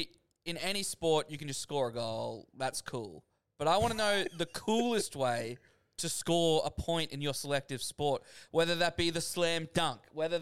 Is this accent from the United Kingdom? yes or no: no; Australia; as an Aussie